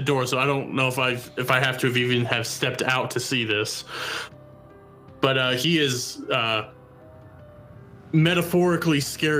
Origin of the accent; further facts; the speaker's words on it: Midwest, United States; I grew up in the Midwest